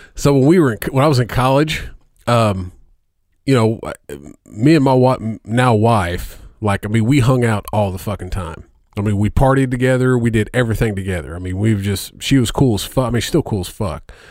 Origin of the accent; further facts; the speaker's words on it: Indiana, United States; I'm from Indiana